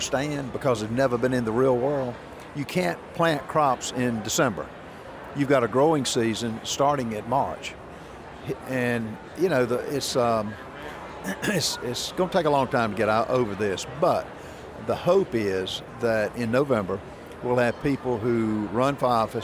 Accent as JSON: {"language": "English", "region": "South Carolina", "country": "United States", "said": "I'm from South Carolina"}